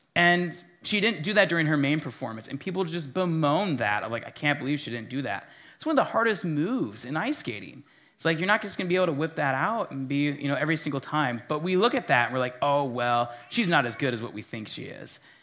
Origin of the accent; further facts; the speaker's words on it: Minnesota, United States; as a Minnesotan